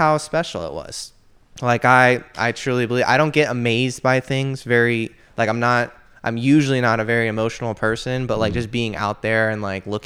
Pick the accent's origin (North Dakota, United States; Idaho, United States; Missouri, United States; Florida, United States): Florida, United States; I grew up in Florida my whole life